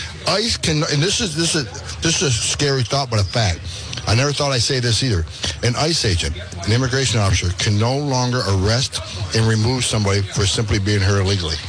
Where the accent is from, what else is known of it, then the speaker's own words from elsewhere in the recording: Fort Drum, New York, United States; Just south of Canada, right outside of Fort Drum, New York.